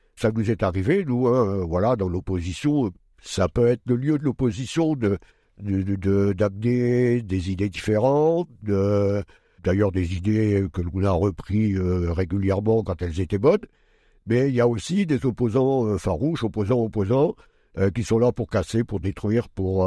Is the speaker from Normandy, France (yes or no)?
no; Pas-de-Calais, Hauts-de-France, France; moved away as an adult; now in Châlons-en-Champagne, France; je suis né dans le Pas-de-Calais